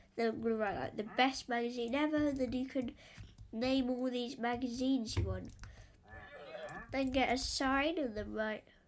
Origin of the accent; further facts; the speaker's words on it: England, United Kingdom; I'm English.